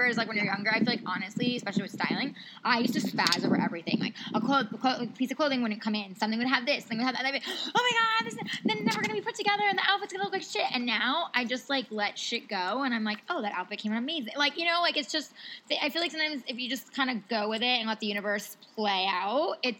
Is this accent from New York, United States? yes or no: yes; New York, United States; now in Los Angeles, United States; My parents sold the house I grew up in New York